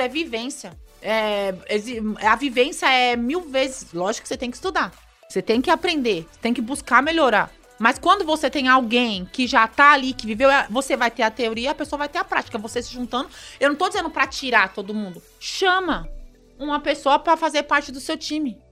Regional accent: São Paulo, Brazil; Nós somos nascidos ali na, na Zona Sul, bem na periferia de São Paulo

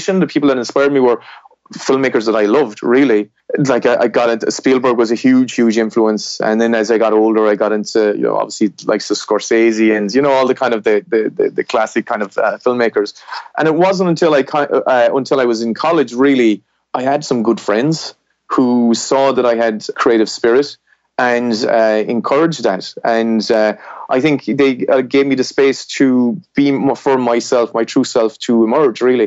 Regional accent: southwest of Ireland, Ireland; I grew up in Ireland, which is in the, you know, west of Europe, and in Ireland I grew up in the southwest of Ireland

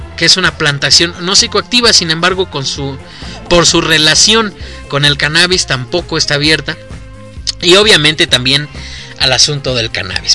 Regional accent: Mexico; aquí en México

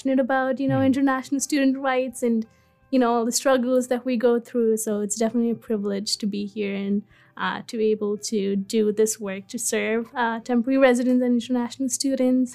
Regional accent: India; moved away as an adult; also born or lived in Dubai; now in Newfoundland, Canada; I am originally from India, where I grew up until I was 18

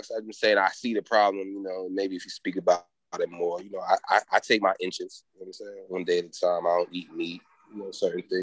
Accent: Haiti; And you know, I come from Haiti, so it's like a lot of the shit that a lot

